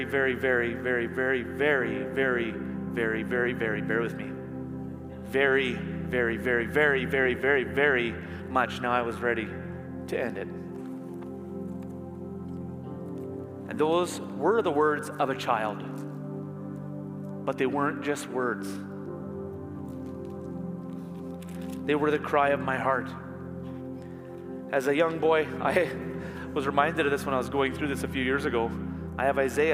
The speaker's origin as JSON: {"language": "English", "region": "Manitoba", "country": "Canada", "tie": "born or raised there", "also_born_or_lived": "Ontario", "said": "When I was 10, we moved from Ontario to Manitoba"}